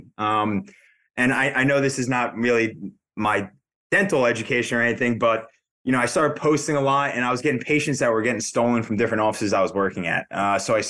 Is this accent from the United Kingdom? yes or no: no; New Jersey, United States; also born or lived in Massachusetts; Born and raised in Jersey